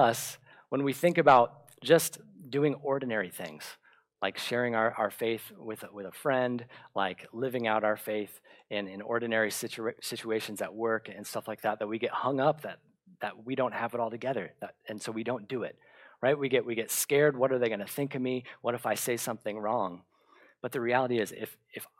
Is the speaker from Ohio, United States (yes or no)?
no; Bradenton, Florida, United States; my hometown in Bradenton, Florida